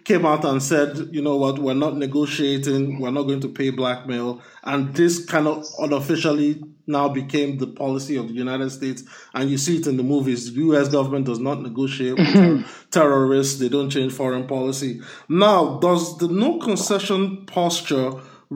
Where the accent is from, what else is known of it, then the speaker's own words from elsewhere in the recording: Lagos, Nigeria; I was born and raised in Lagos, Nigeria